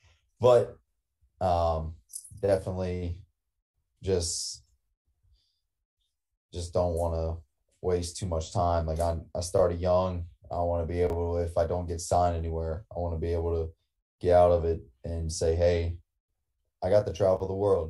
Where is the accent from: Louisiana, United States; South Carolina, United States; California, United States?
Louisiana, United States; I'm from Louisiana.